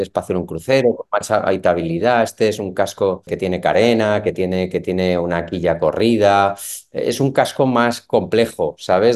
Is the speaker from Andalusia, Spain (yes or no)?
no; Valencia, Valencian Community, Spain; moved away as an adult; also born or lived in Barcelona; aunque soy de Valencia, me trasladé a Barcelona